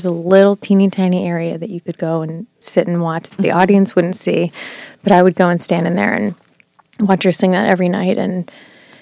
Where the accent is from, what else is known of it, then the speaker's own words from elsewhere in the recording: Visalia, California, United States; moved away as an adult; also born or lived in Cincinnati, Ohio; now in New York, United States; I grew up in Visalia